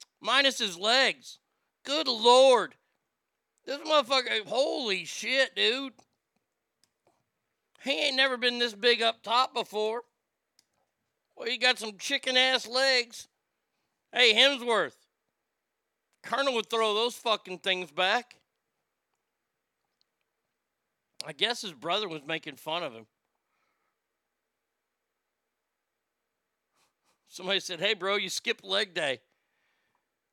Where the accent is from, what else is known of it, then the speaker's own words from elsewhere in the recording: Texas, United States; I'm from Texas